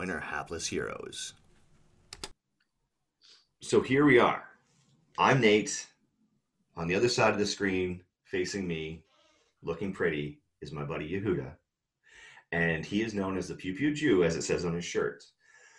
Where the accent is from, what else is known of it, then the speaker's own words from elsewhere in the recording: Canada; I didn't grow up in LA. I grew up in Canada.